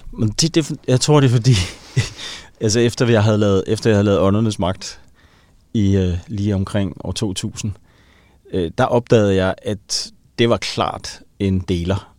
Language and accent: Danish; Helsingør, Capital Region of Denmark, Denmark; jeg voksede op i Helsingør